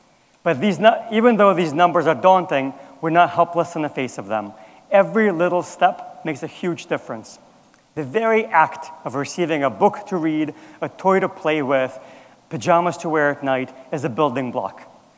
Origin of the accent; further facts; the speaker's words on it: Azerbaijan; moved away; Growing up in Azerbaijan, I remember being a kid like Trinity. Being 9 years old